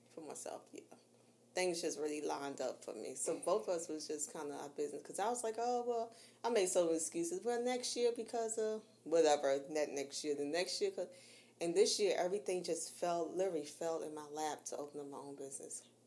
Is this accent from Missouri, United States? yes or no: no; New York, United States; I'm from New York